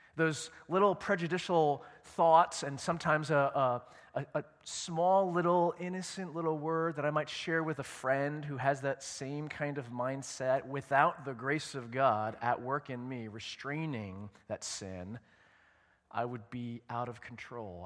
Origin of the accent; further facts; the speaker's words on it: Edison, New Jersey, United States; I grew up in Edison, New Jersey, in Middlesex County.